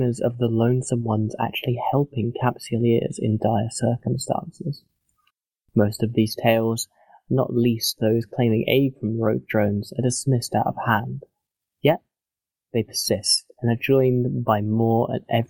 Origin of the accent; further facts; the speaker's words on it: England, United Kingdom; Being English